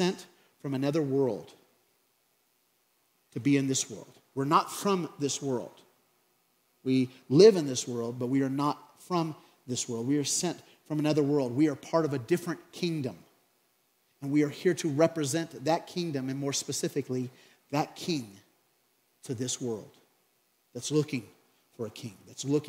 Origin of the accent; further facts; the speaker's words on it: Craig, Colorado, United States; from Craig, Colorado.